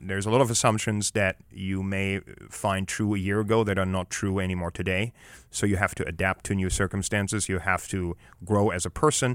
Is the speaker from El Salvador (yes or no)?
no; Germany; now in United States; growing up in Europe and growing up in Germany